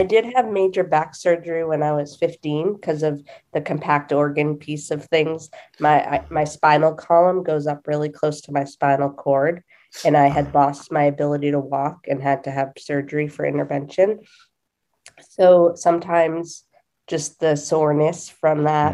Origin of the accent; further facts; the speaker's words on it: Massachusetts, United States; I am from Massachusetts